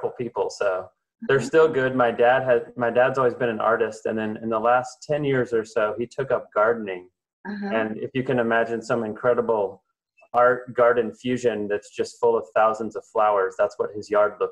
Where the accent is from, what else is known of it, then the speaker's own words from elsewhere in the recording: St. Louis, Missouri, United States; now in Camano Island, United States; I grew up in Missouri, and actually St. Louis, Missouri